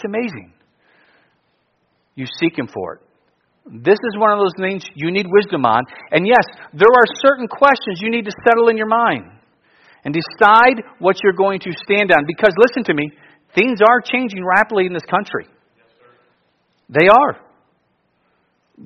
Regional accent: Alaska, United States; I'm from Alaska

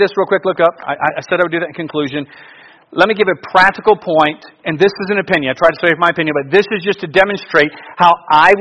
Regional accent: Alaska, United States; I'm from Alaska

